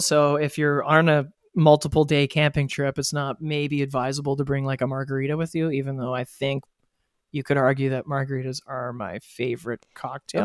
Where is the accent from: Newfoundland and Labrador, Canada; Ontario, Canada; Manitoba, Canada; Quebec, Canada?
Ontario, Canada; Ottawa; now in Toronto, Canada; growing up in Ottawa, we didn't have trout streams in Ottawa